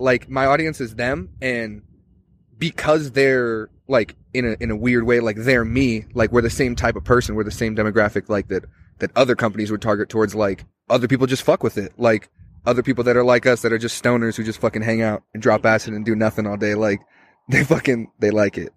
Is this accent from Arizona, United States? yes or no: yes; Tucson, Arizona, United States; I'm from Tucson